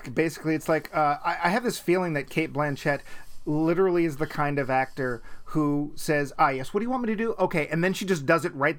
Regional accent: New Zealand; And look, New Zealand, well, yeah, okay, I'm from New Zealand, but happens to have all of the stuff we need.

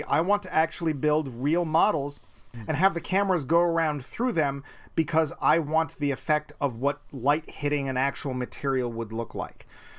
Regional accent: New Zealand; And look, New Zealand, well, yeah, okay, I'm from New Zealand, but happens to have all of the stuff we need.

